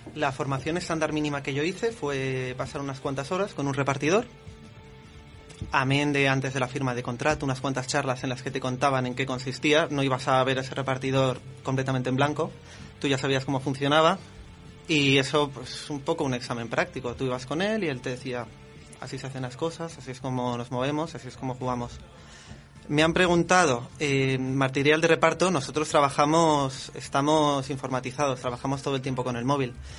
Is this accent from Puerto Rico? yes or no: no; Madrid, Community of Madrid, Spain; soy de Madrid, nací aquí, he crecido aquí